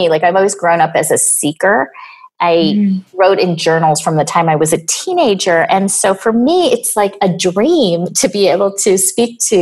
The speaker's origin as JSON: {"language": "English", "region": "New York", "country": "United States", "also_born_or_lived": "Boulder, Colorado", "said": "I am from New York."}